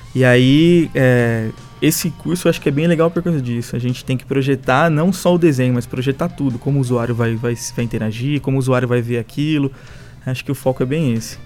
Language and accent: Portuguese; São Paulo, Brazil; moved away as an adult; now in Ribeirão Preto, Brazil; eu sou de São Paulo, mas eu, meus pais vieram para cá e aí depois eu vim para cá também